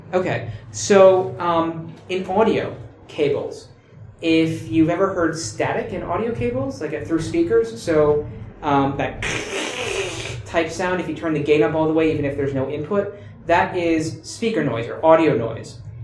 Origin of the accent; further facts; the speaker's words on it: United States; I'm American